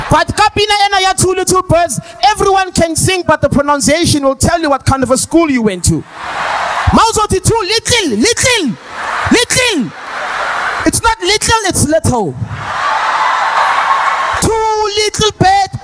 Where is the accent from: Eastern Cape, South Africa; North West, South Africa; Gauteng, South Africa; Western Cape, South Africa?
Gauteng, South Africa; Soweto; I'm from Soweto